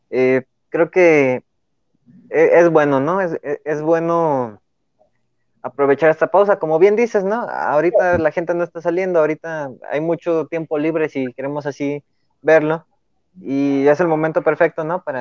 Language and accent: Spanish; León, Guanajuato, Mexico; nosotros somos de León, Guanajuato